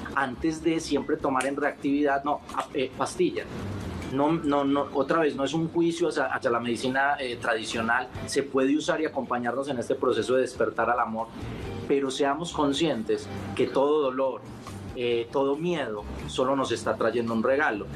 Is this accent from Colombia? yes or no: yes; Colombia; mi país, en Colombia